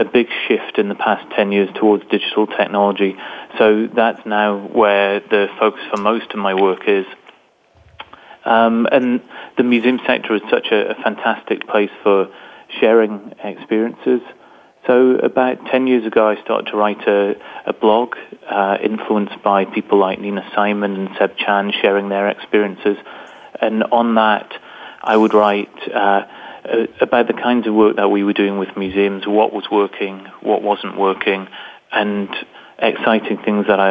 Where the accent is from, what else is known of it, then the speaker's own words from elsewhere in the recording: Newcastle, North East England, United Kingdom; I'm from England, from a place in the north of England, which is probably a bit like the Rust Belt in the States, a very industrial area. And I grew up